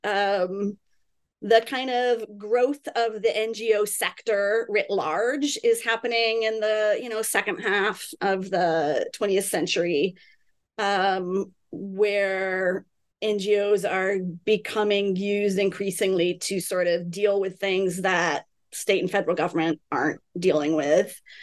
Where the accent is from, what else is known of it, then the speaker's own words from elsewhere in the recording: California, United States; I grew up in California.